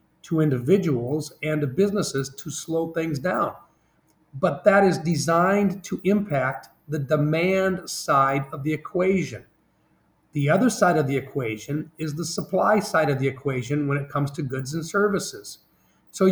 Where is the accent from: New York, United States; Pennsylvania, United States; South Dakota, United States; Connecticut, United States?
South Dakota, United States; I'm from South Dakota